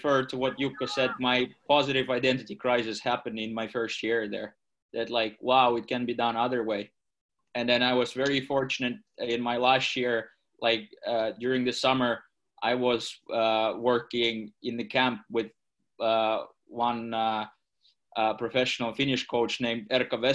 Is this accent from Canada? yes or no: no; Russia; moved away as an adult; now in Finland; I'm been born and raised in Russia pretty much. And now these 9 years in Finland